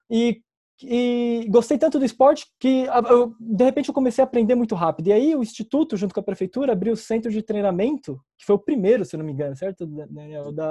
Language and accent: Portuguese; São Paulo, Brazil; Bom, eu sou da Zona Leste de São Paulo, São Miguel Paulista.